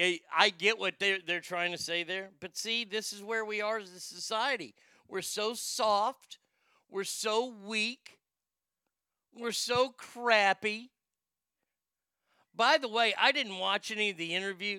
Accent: Texas, United States; I grew up here in Texas. This is where I grew up. I grew up in this part of the state in Texas.

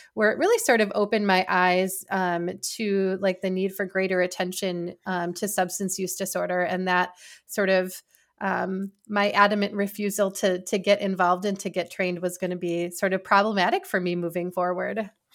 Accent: Wisconsin, United States; moved away as an adult; I decided that I wanted to return to Wisconsin, um, and I was offered a position, uh, at a healthcare system in my hometown

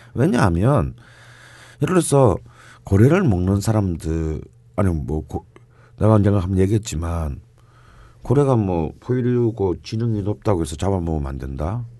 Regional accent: Busan, South Korea; 저는 뭐 어릴 때부터 부산에서 태어났고 자랐기 때문에

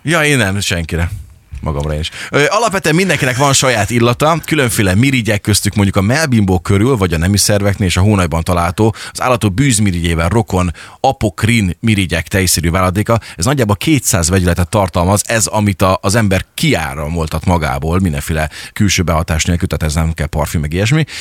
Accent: Szeged, Csongrád-Csanád, Hungary; törzsgyökeres szegediként, vagy Szeged mellől származóként

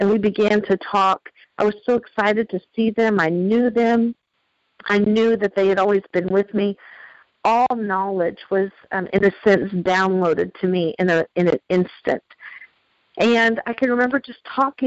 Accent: the Bible Belt, United States; I was raised in the Bible Belt

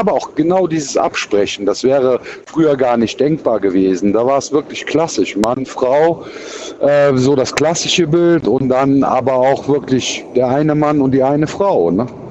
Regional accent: Cologne, North Rhine-Westphalia, Germany; accent: Kölsch; Ich bin ja Kölner und wir haben ja sowieso für viele Sachen ganz andere Aussprachen halt

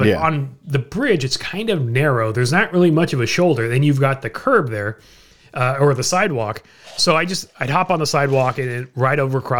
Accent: United States; And so, of course, me being the American, I got no place to go.

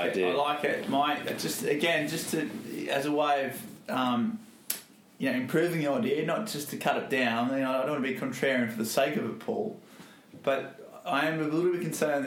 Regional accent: Australia; as an Australian

